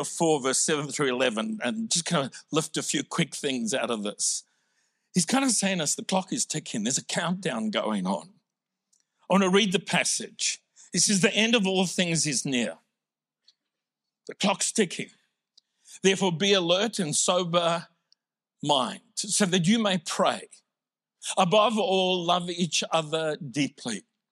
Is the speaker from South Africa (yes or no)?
yes; South Africa; now in Australia; I'm originally from South Africa